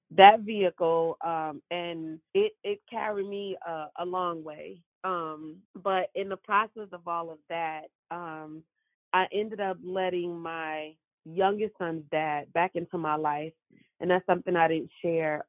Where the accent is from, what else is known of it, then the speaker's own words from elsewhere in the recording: New York City, New York, United States; I was born and raised in Brooklyn, New York.